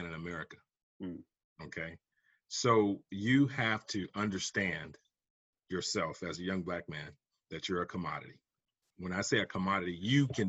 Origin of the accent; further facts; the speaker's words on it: South Carolina, United States; moved away as an adult; also born or lived in Georgia / Texas; now in Raleigh-Durham, United States; I'm originally from South Carolina.